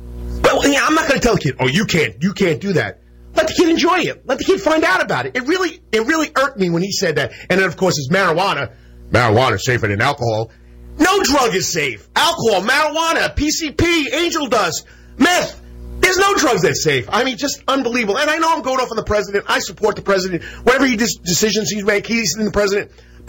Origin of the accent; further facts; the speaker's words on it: East Rockaway, New York, United States; now in Savannah, United States; my hometown of East Rockaway.